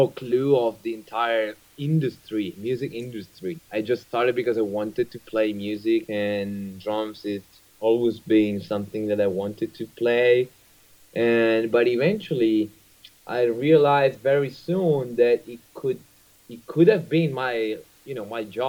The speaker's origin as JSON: {"language": "English", "country": "Italy", "second_language": "English", "said": "coming from Italy"}